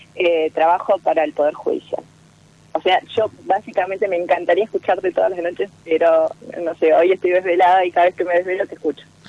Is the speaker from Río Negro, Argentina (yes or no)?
yes; Bariloche, Río Negro, Argentina; De Bariloche.